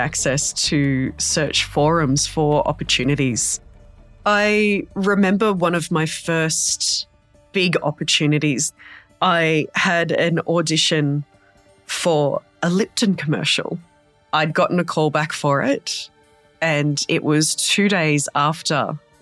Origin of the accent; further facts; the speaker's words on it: Darug and Gundungurra country, New South Wales, Australia; I was born and raised on Darug and Gundagara country